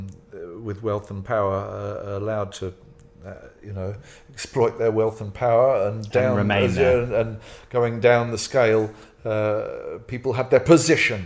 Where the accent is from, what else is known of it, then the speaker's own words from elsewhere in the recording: England, United Kingdom; I'm from England. I grew up in England with English culture.